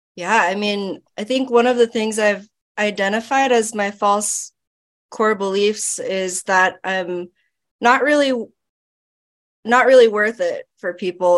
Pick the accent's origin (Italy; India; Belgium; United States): United States; Florida; I grew up in Florida. Um, my parents are Filipino